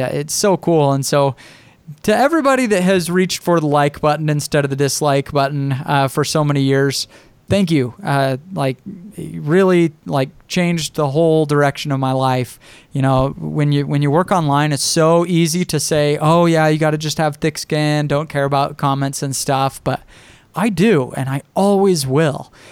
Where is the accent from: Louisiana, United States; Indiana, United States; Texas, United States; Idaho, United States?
Idaho, United States; I'm a kid from Idaho with this little blog